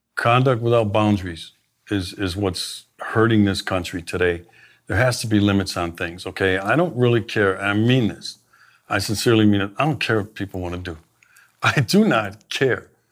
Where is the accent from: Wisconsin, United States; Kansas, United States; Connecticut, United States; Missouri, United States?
Wisconsin, United States; Milwaukee; I grew up in Milwaukee, native